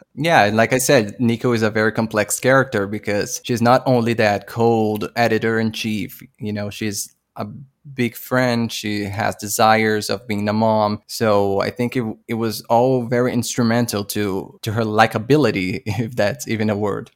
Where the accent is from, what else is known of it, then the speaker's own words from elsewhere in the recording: Brazil; I'm from Brazil